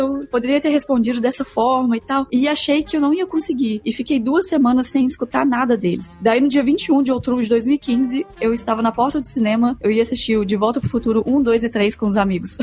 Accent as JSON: {"language": "Portuguese", "town": "Belo Horizonte", "region": "Minas Gerais", "country": "Brazil", "also_born_or_lived": "Porto Alegre / Germany / United States", "moved": "as an adult", "said": "vim pra Porto Alegre, que eu sou de, de Belo Horizonte e vim morar aqui em Porto Porto Alegre"}